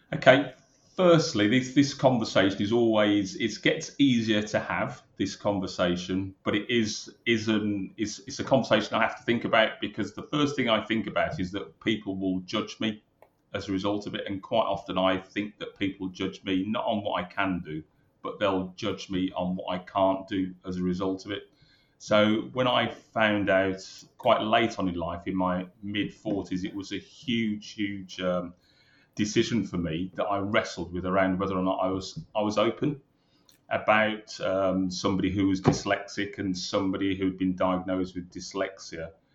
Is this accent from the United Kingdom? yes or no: yes; Birmingham, West Midlands, United Kingdom; moved away as an adult; also born or lived in London; I'm a Brummie, born and bred in Birmingham.